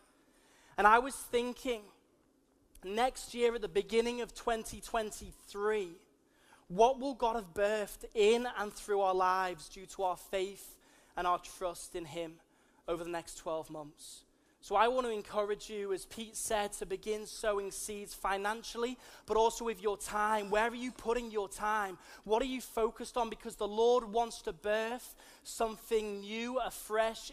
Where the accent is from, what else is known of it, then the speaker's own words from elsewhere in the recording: Liverpool, North West England, United Kingdom; accent: plastic Scouser; also born or lived in Wirral; I'm from Liverpool. You may be able to tell that from my strange accents. A lot of people call me a plastic Scouser, because I spent a good portion of my life actually on the Wirral as well